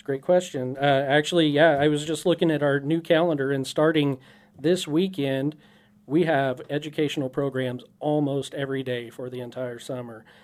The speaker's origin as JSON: {"language": "English", "town": "Dodge City", "region": "Kansas", "country": "United States", "tie": "born or raised there", "also_born_or_lived": "Sioux City", "moved": "yes", "said": "I grew up in Southwest Kansas, actually, Dodge City"}